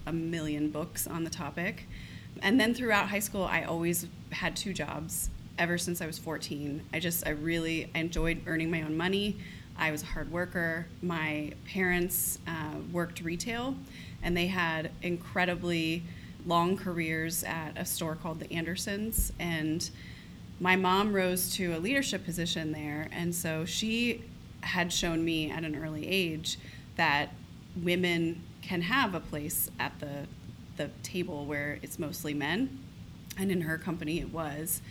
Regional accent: Columbus, Ohio, United States; also born or lived in Toledo, Ohio; I grew up in Columbus from the age of five, so went through all the way till college here

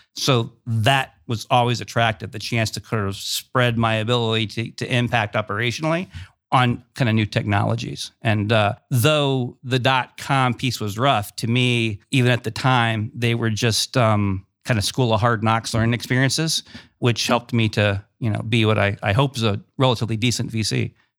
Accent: Ravenna, Ohio, United States; moved away as an adult; also born or lived in Cleveland, Ohio; now in Columbus, United States; I grew up in Northeast Ohio, small city called Ravenna

